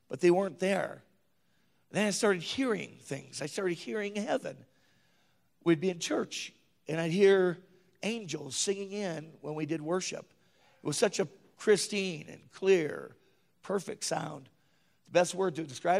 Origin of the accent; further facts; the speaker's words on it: northern Minnesota, United States; moved away as an adult; also born or lived in Williston, North Dakota; I usually made it home every year to my mom's house, small hometown, northern Minnesota.